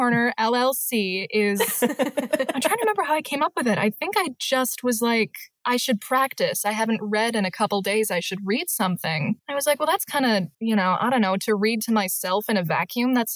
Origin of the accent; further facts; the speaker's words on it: Michigan, United States; I'm from Michigan.